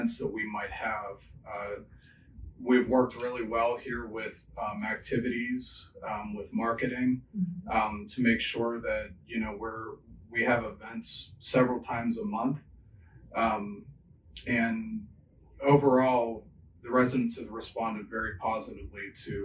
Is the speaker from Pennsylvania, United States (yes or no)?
yes; Pittsburgh, Pennsylvania, United States; moved away as an adult; now in Chagrin Valley, United States; I'm originally from Pittsburgh